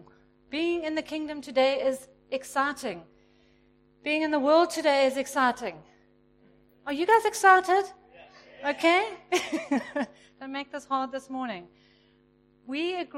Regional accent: Pietermaritzburg, KwaZulu-Natal, South Africa; I grew up in Pietermaritzburg

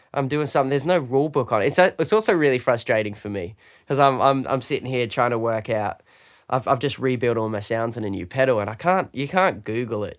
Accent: London, United Kingdom; now in Australia; I'm British. I'm from London

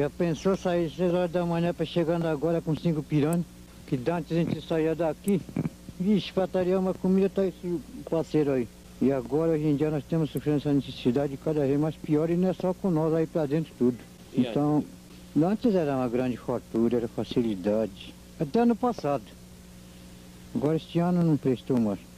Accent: Brazil; Filho nascido e criado no Rio Tomã.

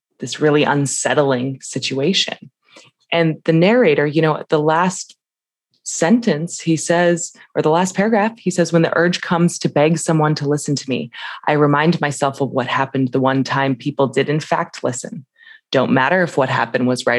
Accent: the West, United States; I grew up in the West

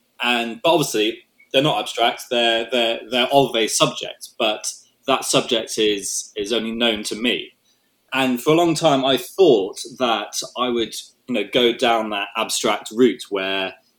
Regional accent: Hong Kong; moved away; I grew up in Hong Kong

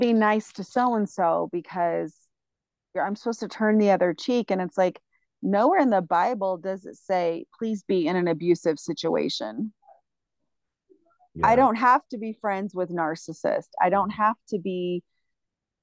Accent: the South, United States; moved away; especially as a female growing up in the South

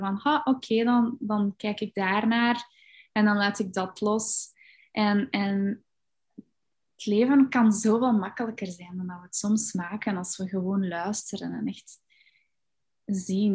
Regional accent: Belgium; ik ben opgegroeid in België

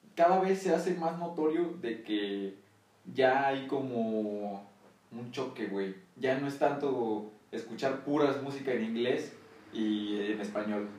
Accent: Mexico; aquí en México

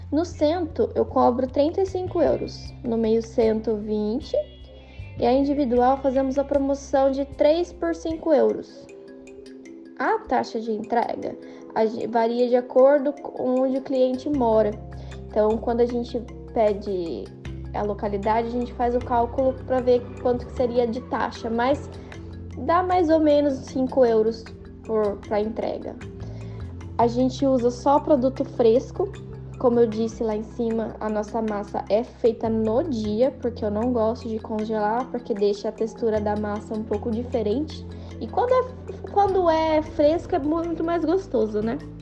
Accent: Mogi Mirim, São Paulo, Brazil; now in Swords, Ireland; sou de Mojimirim, São Paulo

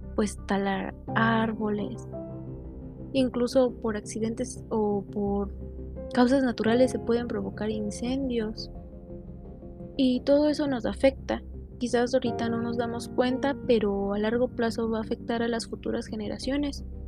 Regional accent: Mexico; en mi caso soy de México

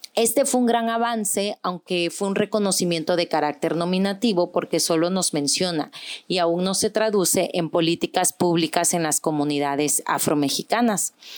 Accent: Guerrero, Mexico; en Guerrero, de donde soy oriunda

